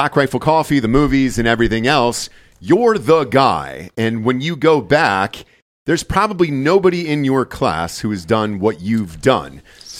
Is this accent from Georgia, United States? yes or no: yes; Georgia, United States; I'm from Georgia.